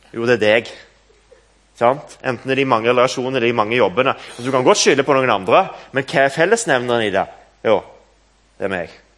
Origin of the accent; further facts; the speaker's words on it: Stavanger, Rogaland, Norway; moved away as an adult; now in Nærbø, Norway; Kampen kirke, der jeg vokste opp